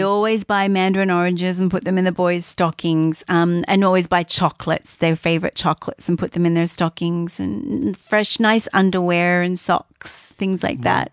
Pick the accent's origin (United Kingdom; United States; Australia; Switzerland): Australia; moved away as an adult; now in Canada; I'm Australian